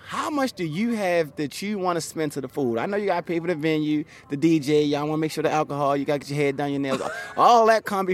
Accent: Baltimore, Maryland, United States; moved away as an adult; also born or lived in Atlanta; now in California, United States; Baltimore City, my hometown

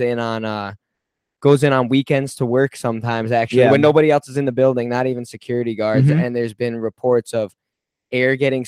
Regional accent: Central New York, United States; We are both from Central New York

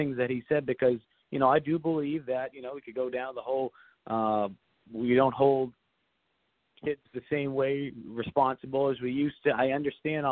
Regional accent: Massachusetts, United States; moved away; I'm from Massachusetts

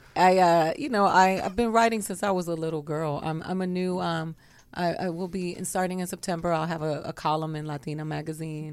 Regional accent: Miami, Florida, United States; moved away as an adult; also born or lived in Tallahassee, Florida; now in Los Angeles, United States; I grew up in Florida. I grew up in Miami, Florida

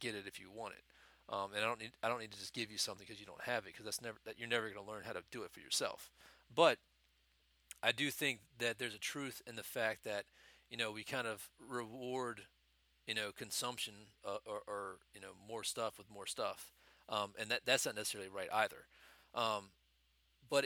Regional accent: United States; as an American, there's a culture of materialism

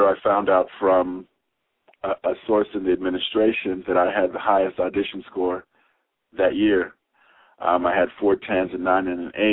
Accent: Lincoln, Nebraska, United States; now in Washington, D.C., United States; I was born in Lincoln, Nebraska, where my dad was the first black English professor at Union College, where he taught.

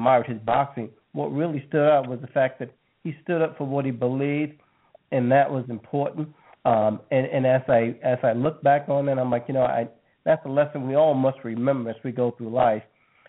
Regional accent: New York City, New York, United States; I was born in Jamaica, Queens, New York. I was one of eight children, a family of 10.

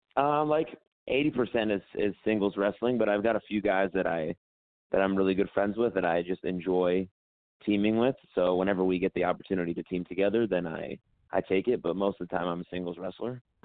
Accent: Dallas, Texas, United States; now in Philadelphia, United States; I currently live in Philadelphia, Pennsylvania. Uh, I grew up in Dallas, Texas.

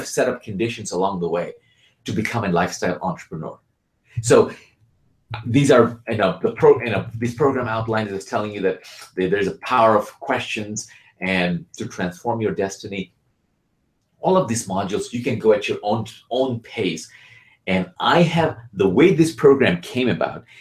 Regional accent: Bangladesh; now in United States; I'm originally from Bangladesh

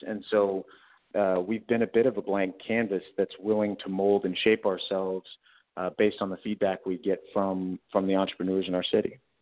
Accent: Houston, Texas, United States; I was born and raised in Houston

